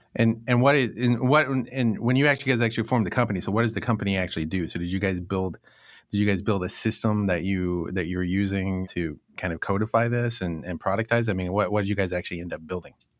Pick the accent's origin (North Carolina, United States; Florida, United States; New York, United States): North Carolina, United States; moved away as an adult; also born or lived in Northeast United States; I grew up in North Carolina